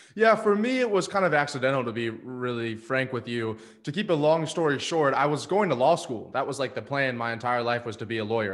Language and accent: English; Destin, Florida, United States; moved away as an adult; also born or lived in Atlanta, Georgia; my hometown in Destin, Florida